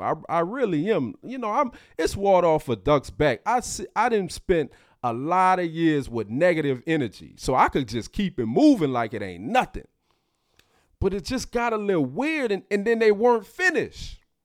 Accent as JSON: {"language": "English", "town": "New Orleans", "region": "Louisiana", "country": "United States", "tie": "born or raised there", "also_born_or_lived": "Baton Rouge", "moved": "as an adult"}